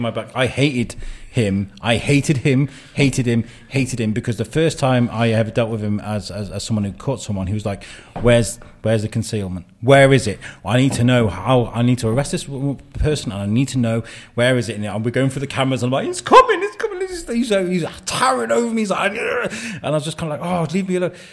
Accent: Wrexham, Wales, United Kingdom; moved away as an adult; also born or lived in Telford; where I grew up in Wrexham

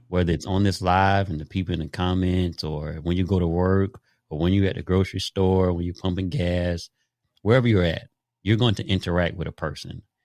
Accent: Daytona Beach, Florida, United States; I grew up in Daytona Beach, Jackie Robinson Stadium, five minutes from my house.

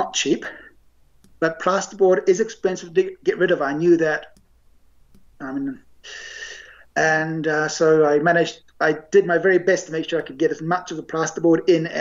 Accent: Auckland, New Zealand; now in Japan; the house I grew up in Auckland

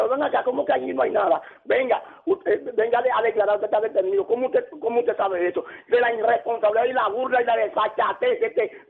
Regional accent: San Cristóbal, Dominican Republic; now in Santiago, Dominican Republic; yo soy de San Cristóbal

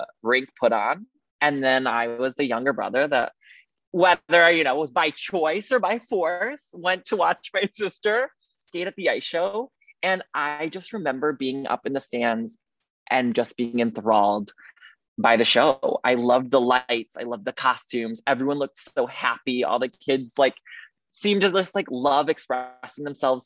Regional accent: Highland Park, Illinois, United States; I grew up in the Chicago area in a suburb called Highland Park

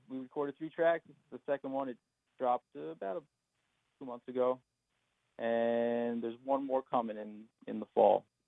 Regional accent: Montauk, New York, United States; growing up on the East End as a kid

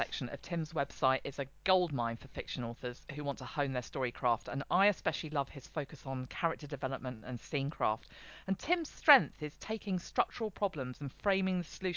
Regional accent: England, United Kingdom; the English one

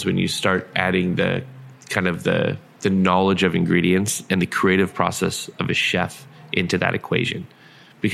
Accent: San Diego, California, United States; moved away; I grew up in San Diego

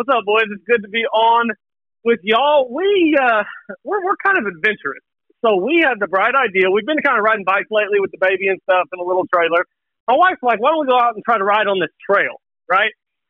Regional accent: Chickasha, Oklahoma, United States; I'm from Chickasha originally. Both my grandparents had farms.

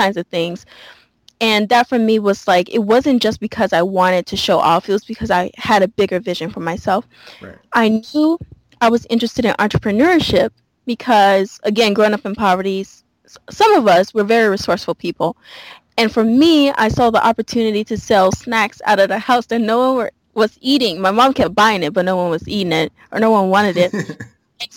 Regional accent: Louisiana, United States; moved away; I grew up in Louisiana, born and raised Southern girl, like through and through

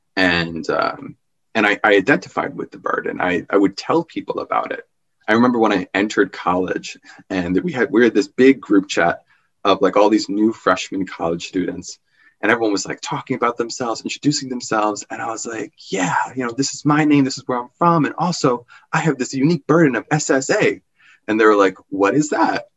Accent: Long Island, New York, United States; my childhood growing up on Long Island

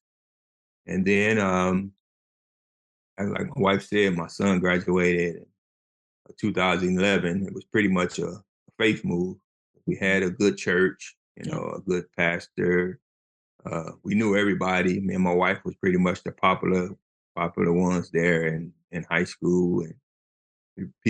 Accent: East Chicago, Indiana, United States; moved away as an adult; now in Texas, United States; back at home in Indiana

